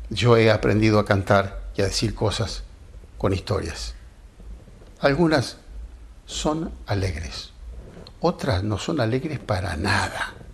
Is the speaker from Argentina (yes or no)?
yes; Chascomús, Buenos Aires Province, Argentina; born there; Soy nacido en Chascomús, pago que fundó escribano y no conozco la envidia mi parejero tobiano.